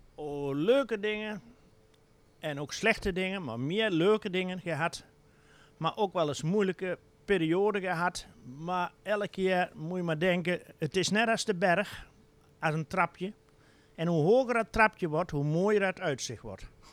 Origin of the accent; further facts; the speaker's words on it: Wehl, Gelderland, Netherlands; also born or lived in Doetinchem; wij komen uit Veel